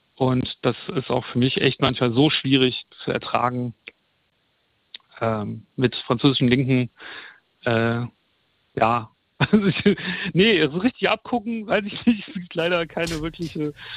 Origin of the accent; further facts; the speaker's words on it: Germany; also born or lived in France; als Deutscher